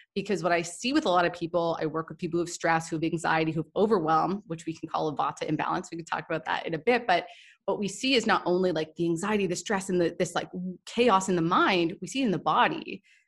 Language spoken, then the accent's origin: English; Toronto, Ontario, Canada; also born or lived in Goa, India; I'm from Toronto, I'm from Canada